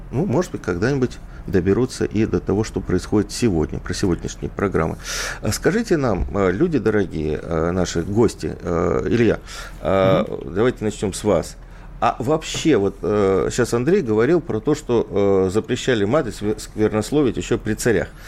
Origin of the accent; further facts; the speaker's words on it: Odesa, Odesa Oblast, Ukraine; Я вот вырос в Одессе, я вырос э, в районе Молдаванки, да, где, в общем-то, Шпана говорила.